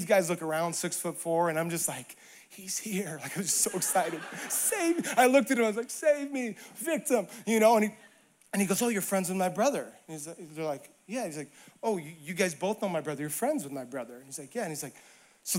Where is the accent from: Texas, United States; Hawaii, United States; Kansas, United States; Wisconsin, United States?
Hawaii, United States; moved away; I grew up in Hawaii and suffered for Jesus there